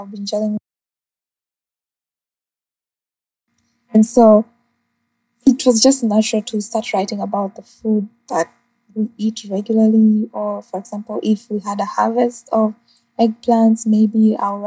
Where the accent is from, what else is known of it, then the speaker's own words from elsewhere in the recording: Uganda; moved away as an adult; now in Jamaica; growing up in Uganda